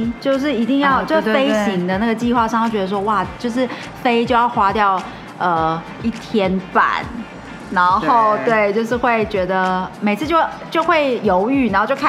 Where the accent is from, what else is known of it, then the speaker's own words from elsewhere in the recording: Taiwan; 我们台湾人